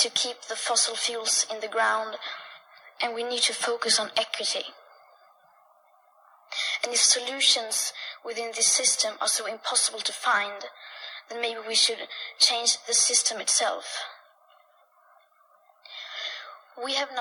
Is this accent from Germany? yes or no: no; Sweden; I am 15 years old and I'm from Sweden.